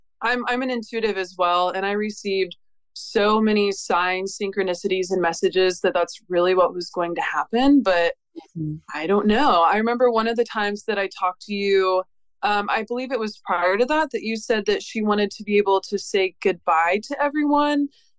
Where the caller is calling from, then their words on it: Pensacola, Florida, United States; I am calling from Pensacola, Florida.